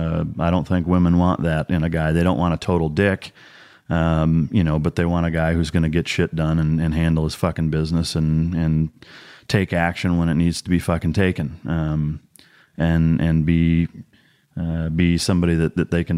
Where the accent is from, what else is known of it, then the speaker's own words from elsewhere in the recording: Iowa, United States; growing up in Iowa